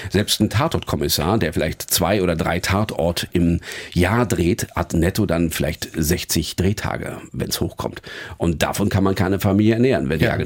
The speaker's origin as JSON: {"language": "German", "region": "Northern Germany", "country": "Germany", "said": "Und als Norddeutscher kriegt man es ja auch oft genug von oben"}